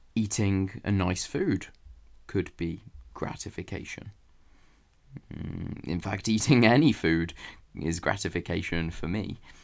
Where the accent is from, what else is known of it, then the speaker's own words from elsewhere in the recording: England, United Kingdom; even if I am from England and maybe I talk like an Englishman